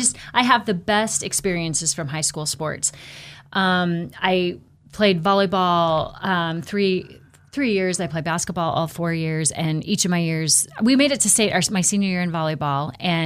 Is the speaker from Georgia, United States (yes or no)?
no; Buhl, Idaho, United States; So I was born and raised, as Ken mentioned, down in the Buell area, born and raised on a farm.